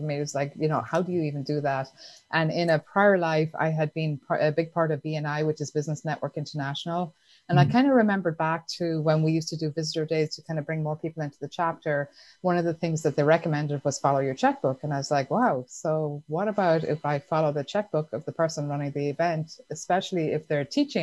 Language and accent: English; Ireland; I grew up in Ireland